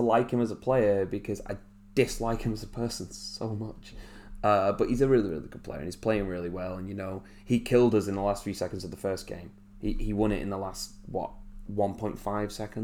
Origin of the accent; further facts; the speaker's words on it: England, United Kingdom; we as English people